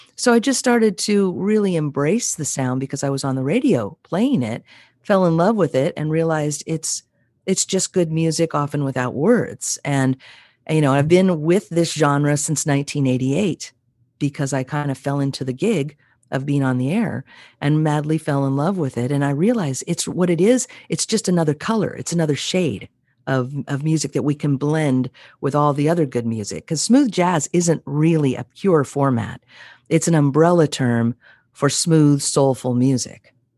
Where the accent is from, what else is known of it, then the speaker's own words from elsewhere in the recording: Monterey Peninsula, California, United States; also born or lived in Santa Monica, California / Los Angeles, California; I'm originally from Santa Monica, but my family brought us to the Monterey Peninsula, where I was fortunate enough to spend my childhood.